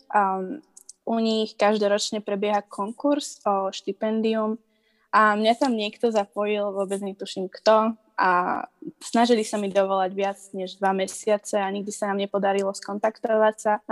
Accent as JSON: {"language": "Slovak", "country": "Slovakia", "moved": "yes", "lives_now": "North Carolina, United States", "said": "tak ako u nás na Slovensku."}